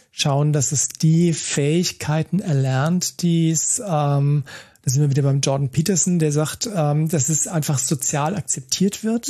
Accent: Germany; hier bei uns in Deutschland

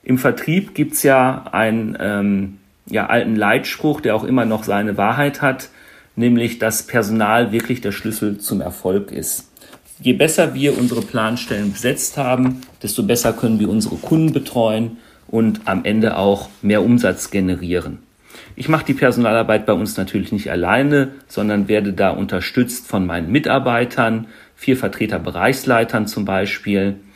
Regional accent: North Rhine-Westphalia, Germany; born there; ich bin 46 Jahre alt, gebürtiger Ostwestfale und nunmehr seit fast 14 Jahren Wahlrheinländer.

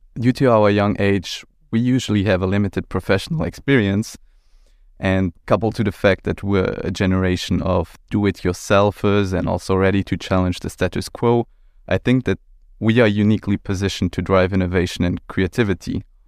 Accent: Luxembourg; also born or lived in Brussels / Milan; I'm twenty-seven years old, born and raised in Luxembourg

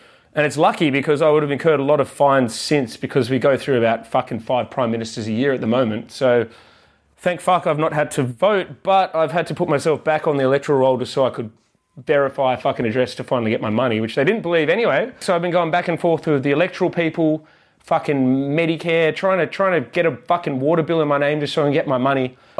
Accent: Australia; moved away as an adult; I'm barely Australian anymore. I still have a passport.

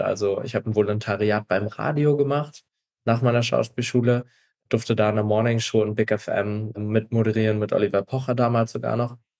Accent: Stralsund, Mecklenburg-Vorpommern, Germany; moved away as an adult; now in Berlin, Germany; ich bin ein Ostseekind. Ich bin in Straßen groß geworden, also da, wo man FKK an der Ostsee noch ganz groß schreibt

